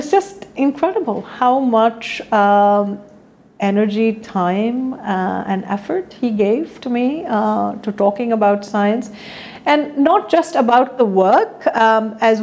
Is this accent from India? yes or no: yes; India; moved away as an adult; a girl growing up in India